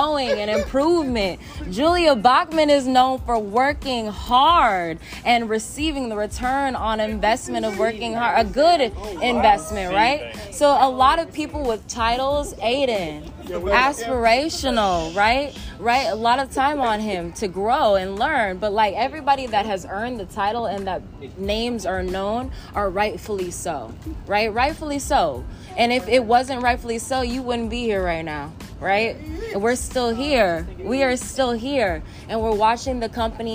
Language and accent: English; Denver, Colorado, United States; I'm from Denver, Colorado. So I grew up in the mountains, in the trees, in the woods, hiking, hunting